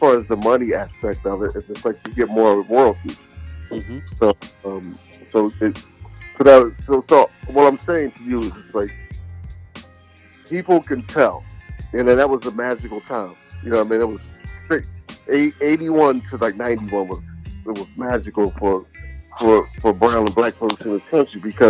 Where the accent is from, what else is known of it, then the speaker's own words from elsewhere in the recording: Philadelphia, Pennsylvania, United States; I was in Philly, and I was raised in the North and the South